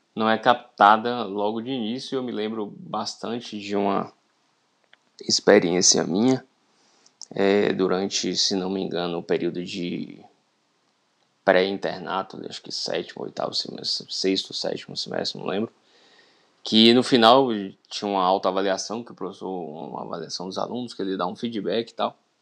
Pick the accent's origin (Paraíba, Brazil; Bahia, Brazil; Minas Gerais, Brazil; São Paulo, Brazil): Bahia, Brazil; interior of; sou do interior da Bahia